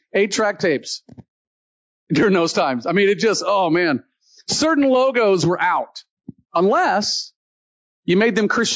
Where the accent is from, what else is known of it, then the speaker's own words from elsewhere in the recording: Deep South, United States; The area I grew up in the Deep South